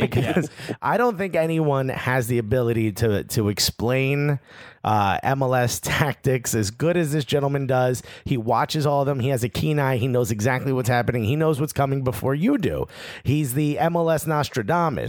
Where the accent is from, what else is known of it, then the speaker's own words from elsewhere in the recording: Newark, New Jersey, United States; I'm born and raised in Newark, New Jersey